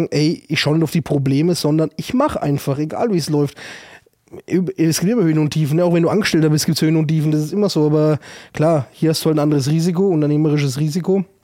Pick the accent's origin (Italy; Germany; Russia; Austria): Italy; Southern Italy; Bei uns im Süden, also da wo wir herkommen, sagst du La Forcina.